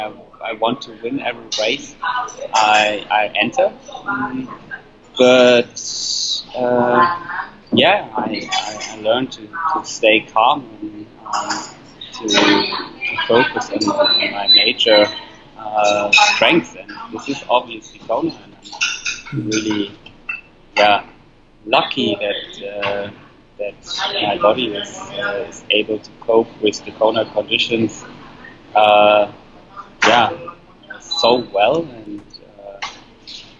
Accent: Frankfurt, Hesse, Germany; my hometown race

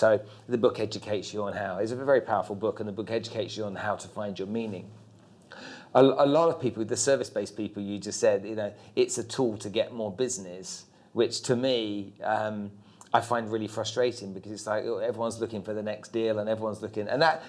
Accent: United Kingdom; now in Dubai, United Arab Emirates; being British and growing up and living overseas in many different countries

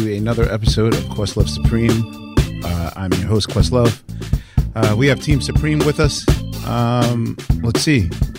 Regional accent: Philadelphia, Pennsylvania, United States; I'm Philadelphian.

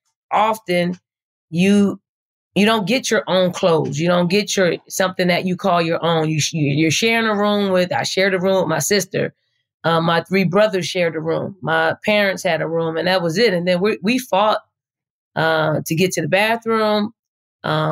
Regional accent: Philadelphia, Pennsylvania, United States; moved away as an adult; also born or lived in Charlottesville, Virginia; now in Columbia, South Carolina, United States; I'm from North Philly. I grew up in a housing projects called the Raymond Rosen Housing Projects.

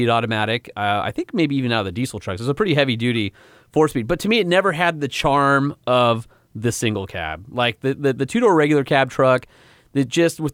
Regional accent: Southern California, United States; I'm from Southern California

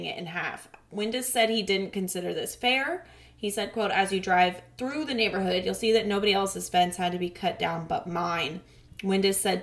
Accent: Santa Rosa, California, United States; my hometown that I am in right now

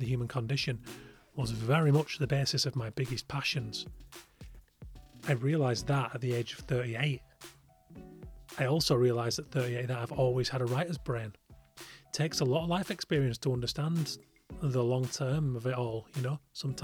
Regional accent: Yorkshire and the Humber, United Kingdom; in the middle of nowhere where I grew up in West Yorkshire

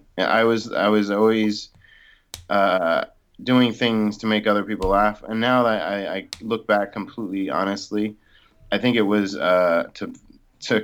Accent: New Jersey, United States; moved away as an adult; also born or lived in Florida; I'm from South Jersey near Philadelphia. So I grew up a Phillies fan and a little bit of Eagles, but yeah, South Jersey, born and raised

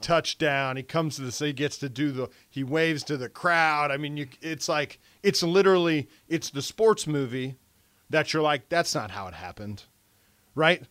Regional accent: Milford, United States; moved away; Milford, my, my high school

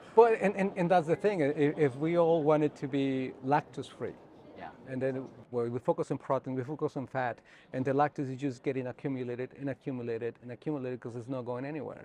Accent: northern Mexico, Mexico; moved away as an adult; also born or lived in Alberta, Canada / Ohio / South Dakota; now in New Mexico, United States; I born and grew up in north part of Mexico, just right at the border between Mexico and Texas

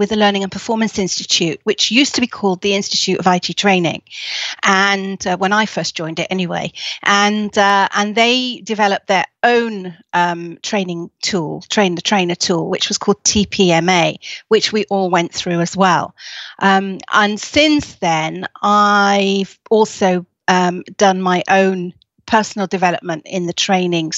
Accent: Leeds, Yorkshire and the Humber, United Kingdom; I was born in Leeds

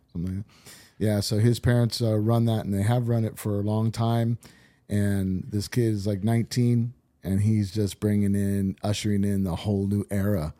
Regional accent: Orange County, California, United States; also born or lived in Whittier, California / Laguna Niguel, California / Huntington Beach, California; I grew up in Orange County. Uh, I was born in, uh, Whittier, California.

